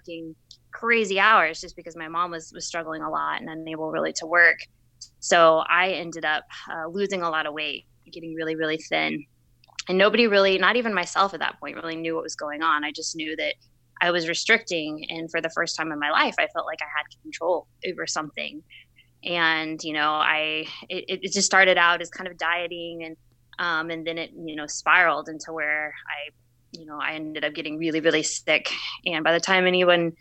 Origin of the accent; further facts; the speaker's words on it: Plano, Texas, United States; I'm originally from Plano, Texas, right outside the Dallas area.